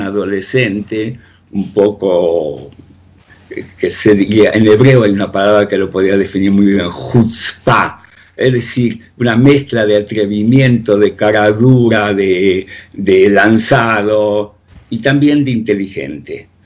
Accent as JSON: {"language": "Spanish", "town": "Río Ceballos", "region": "Córdoba", "country": "Argentina", "tie": "born or raised there", "also_born_or_lived": "Soviet Union / France / Spain", "moved": "as an adult", "said": "desde mi adolescencia, vividas allí en Río Ceballos"}